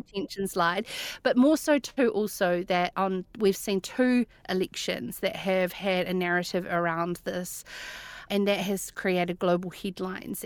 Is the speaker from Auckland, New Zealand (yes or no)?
no; Cromwell, Otago, New Zealand; we grew up in Cromwell, in Wanaka's ex-neighbour